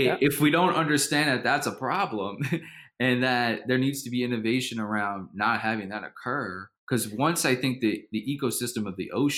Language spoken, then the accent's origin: English; New Orleans, Louisiana, United States; I'm born and raised in New Orleans